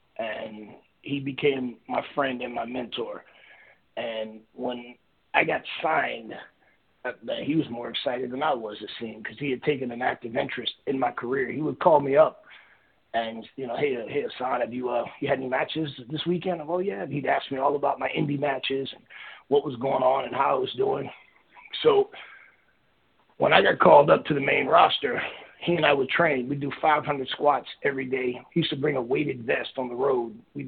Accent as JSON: {"language": "English", "town": "Miami", "region": "Florida", "country": "United States", "said": "I'm from Miami"}